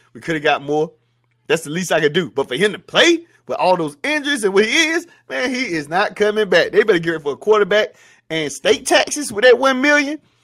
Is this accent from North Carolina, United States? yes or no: yes; North Carolina, United States; I'm from North Carolina